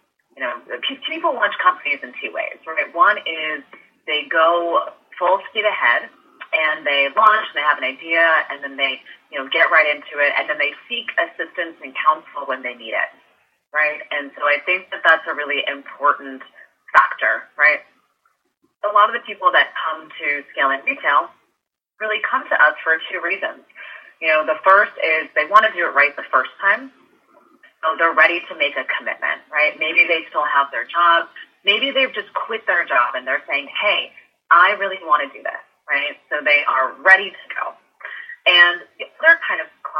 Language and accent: English; San Francisco, California, United States; also born or lived in New York; now in Los Angeles, United States; I grew up in San Francisco